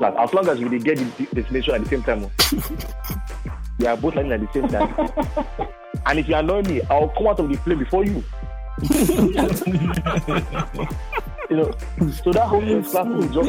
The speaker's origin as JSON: {"language": "English", "country": "Nigeria", "tie": "born or raised there", "said": "I grew up in Nigeria. I grew up on Nigerian music."}